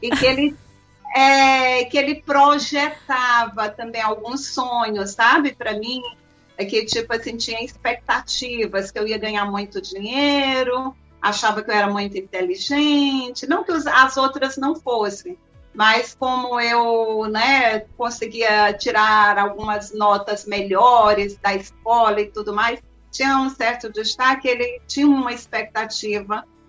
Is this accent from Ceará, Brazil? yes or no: yes; Crateús, Ceará, Brazil; also born or lived in Brasília; now in Fortaleza, Brazil; Eu nasci em Brasília, mas fui criada em Crateús